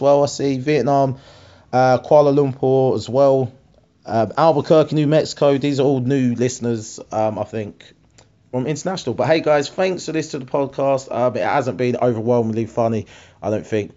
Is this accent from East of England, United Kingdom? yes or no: yes; Harlow, East of England, United Kingdom; Harlow, that's my hometown